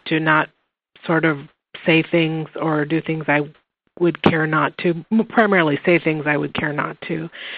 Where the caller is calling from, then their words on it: Lincoln, Nebraska, United States; I'm from Lincoln, Nebraska.